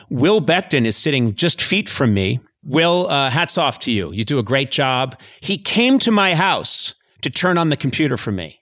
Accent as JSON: {"language": "English", "town": "Boston", "region": "Massachusetts", "country": "United States", "tie": "born or raised there", "said": "I grew up in Boston"}